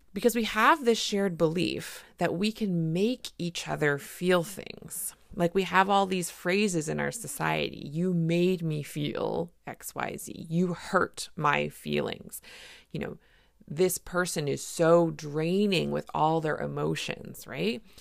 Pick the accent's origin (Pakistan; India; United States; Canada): Canada; I'm a Canadian family physician